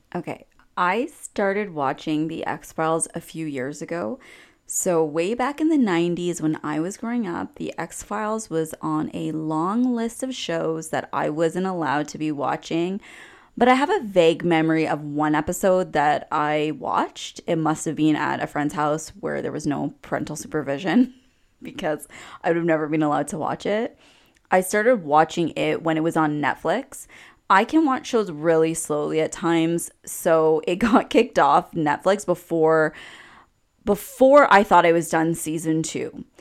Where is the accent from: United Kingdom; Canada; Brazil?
Canada; as a Canadian